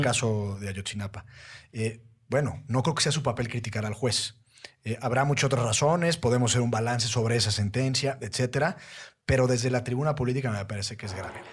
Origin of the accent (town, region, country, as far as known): Mexico